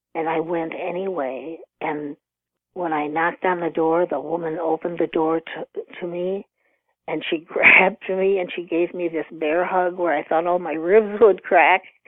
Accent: Rockford, Illinois, United States; also born or lived in Texas; I grew up in Rockford, Illinois, about 90 miles from Chicago.

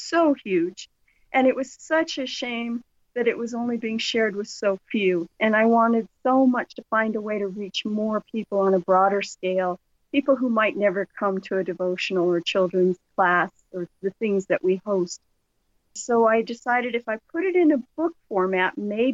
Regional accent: Southern California, United States; I grew up in Southern California

